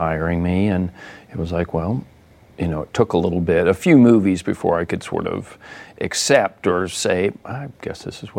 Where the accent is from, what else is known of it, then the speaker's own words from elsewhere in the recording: Dallas, Texas, United States; growing up in Dallas